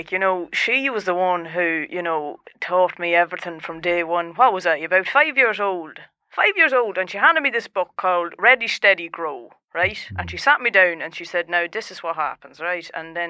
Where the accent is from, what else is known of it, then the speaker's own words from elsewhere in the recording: Dundalk, Leinster, Ireland; now in Meath, Ireland; I'm not even from Mead. I'm from Dundalk, and we moved over because there's no one left in Mead.